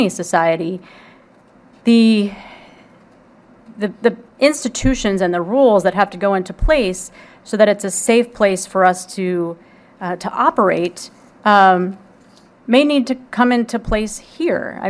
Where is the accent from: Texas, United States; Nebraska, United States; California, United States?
Texas, United States; Houston; I'm from Houston